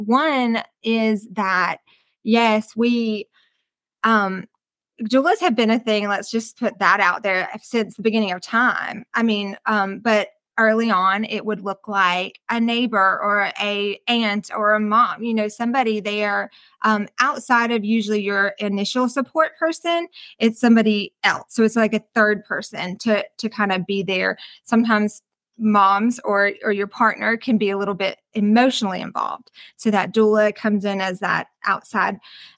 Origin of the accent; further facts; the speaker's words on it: Wisconsin, United States; now in Hartwell, United States; I am originally from Wisconsin. So, but I've, you know, lived in Hartwell for most of my life.